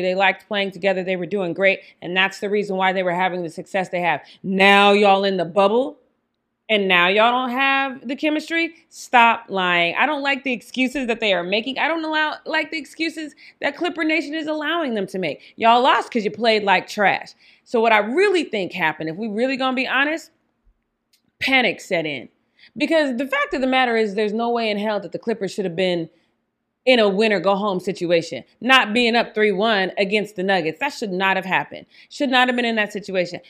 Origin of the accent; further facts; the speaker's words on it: Denver, Colorado, United States; I'm from Denver